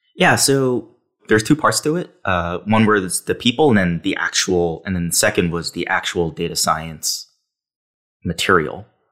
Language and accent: English; New York City, New York, United States; I grew up in New York City